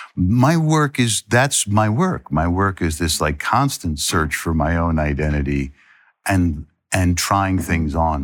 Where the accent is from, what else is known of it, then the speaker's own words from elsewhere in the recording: United States; I'm as American as